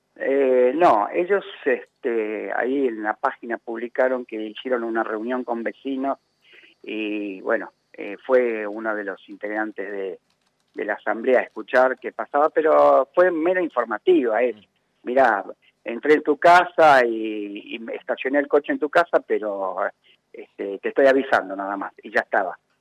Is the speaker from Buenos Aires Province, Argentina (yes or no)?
yes; Quilmes, Buenos Aires Province, Argentina; yo soy de Quilmes